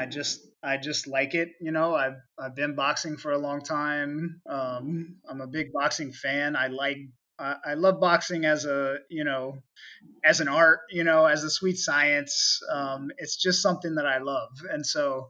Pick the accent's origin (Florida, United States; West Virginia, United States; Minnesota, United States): Florida, United States; St. Augustine; moved away; I grew up in North Florida, very much a red state